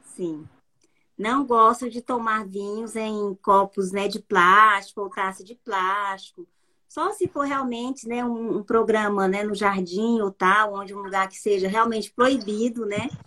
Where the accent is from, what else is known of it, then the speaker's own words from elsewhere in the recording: Araguaína, Tocantins, Brazil; moved away as an adult; now in Paris, France; eu sou de Araguaína, né? Tocantins, uma cidade bem pequena